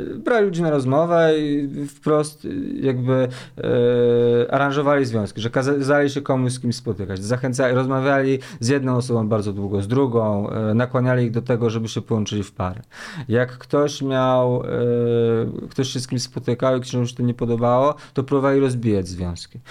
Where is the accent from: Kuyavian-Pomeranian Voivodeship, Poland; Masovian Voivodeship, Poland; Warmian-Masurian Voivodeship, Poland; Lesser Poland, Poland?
Masovian Voivodeship, Poland; Łomianki; ja jestem z Łomianek